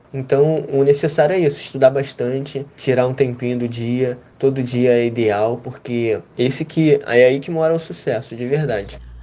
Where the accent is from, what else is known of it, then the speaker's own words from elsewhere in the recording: Rio de Janeiro, Brazil; eu tenho 20 anos, sou do Rio de Janeiro.